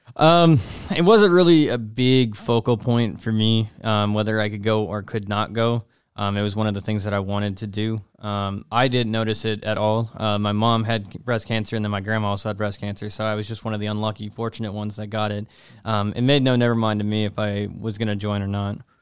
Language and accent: English; Nashville, Tennessee, United States; moved away; I'm from, uh, Nashville, Tennessee